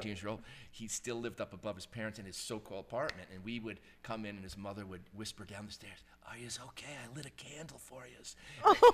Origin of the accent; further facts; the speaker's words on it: Speigletown, New York, United States; I was from Spiegeltown